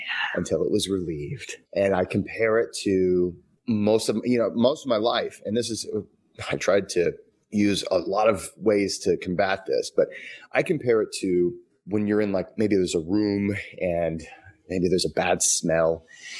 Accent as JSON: {"language": "English", "region": "Midwest", "country": "United States", "said": "I am from the Midwest"}